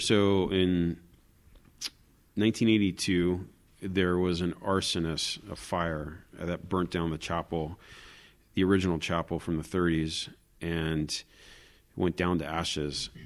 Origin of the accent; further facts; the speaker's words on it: Florida, United States; moved away as an adult; also born or lived in Jerusalem; now in Israel; I'm originally from Florida